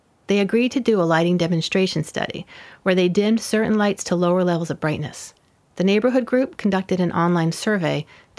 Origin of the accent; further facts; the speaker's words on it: New York City, New York, United States; I grew up in New York City, and though I have been to some dark places, I've never seen the Milky Way.